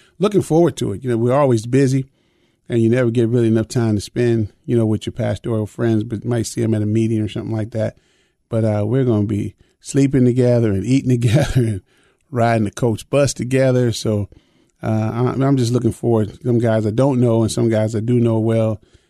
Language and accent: English; Chicago, Illinois, United States; I was raised in Chicago